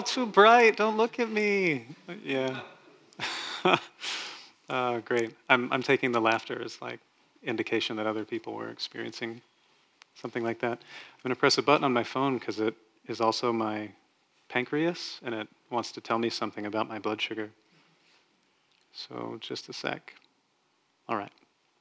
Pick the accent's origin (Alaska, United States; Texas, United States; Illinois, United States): Texas, United States; I grew up in Texas where that was a thing that people did.